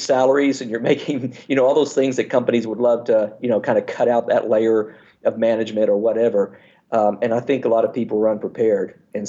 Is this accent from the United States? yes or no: yes; Fairbanks, Alaska, United States; born there; But I was born in Fairbanks, Alaska, and my mother's gynecologist or OB, the person who delivered me, the doctor who delivered me, we became good friends, as everybody in Alaska does